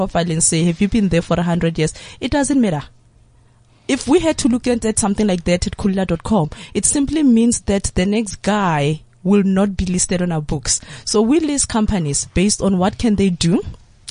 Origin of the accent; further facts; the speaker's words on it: South Africa; As the South African youth, I still view myself as youth